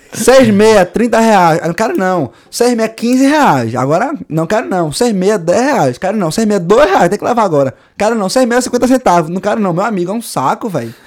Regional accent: Recife, Pernambuco, Brazil; moved away as an adult; now in Ireland; Eu sou de Recife

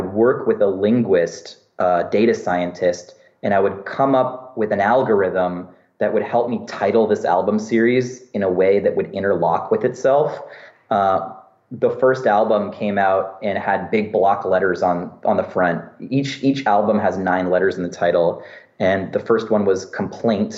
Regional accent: San Francisco, California, United States; my experience growing up in San Francisco

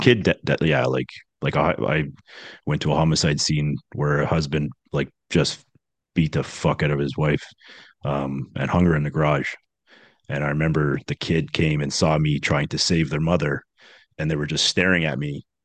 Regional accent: just outside of Toronto, Ontario, Canada; also born or lived in Scarborough, Toronto; I grew up uh, just outside of Toronto. Actually, I was born in Scarborough, which is in Toronto

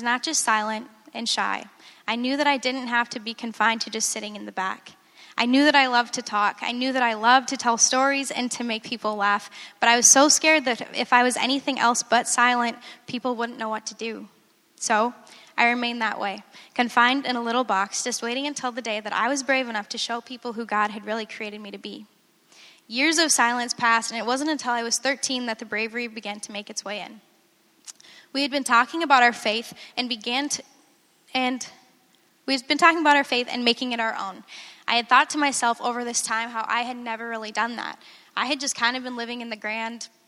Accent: Farmington, Minnesota, United States; I was born and raised in Minnesota in a Christian home

